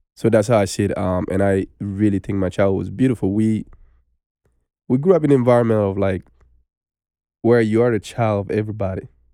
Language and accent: English; Bamako, Mali; English is a second language; moved away as an adult; now in United States; I was born in Bamako. And I grew up there. until I was nineteen years old, I moved to America